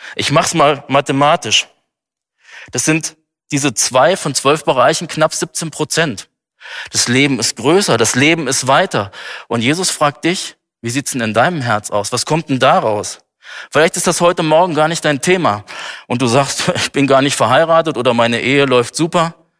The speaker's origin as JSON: {"language": "German", "country": "Germany", "said": "hier bei uns in Deutschland"}